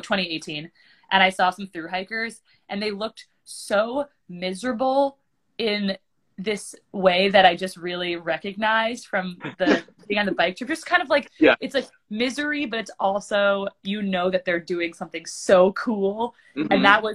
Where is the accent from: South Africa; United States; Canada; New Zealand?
United States; East Coast; Just because I grew up on the East Coast, my family is like, we have a long legacy of hikers in our family.